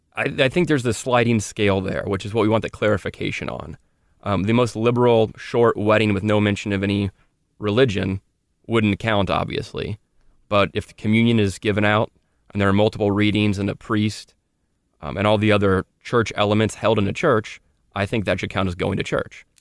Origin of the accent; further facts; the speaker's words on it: Louisville, Kentucky, United States; It's where I am from